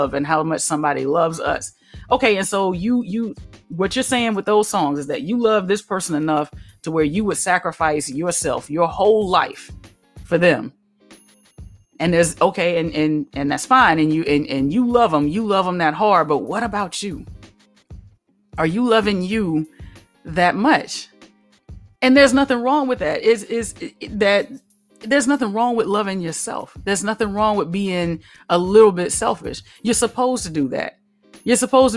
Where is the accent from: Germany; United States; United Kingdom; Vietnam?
United States; Alabama; I grew up in Alabama.